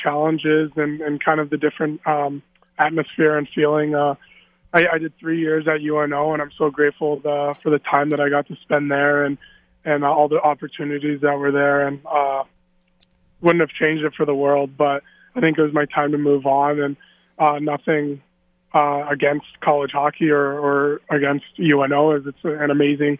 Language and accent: English; Anchorage, Alaska, United States; moved away as an adult; now in Las Vegas, United States; Anchorage, Alaska, born and raised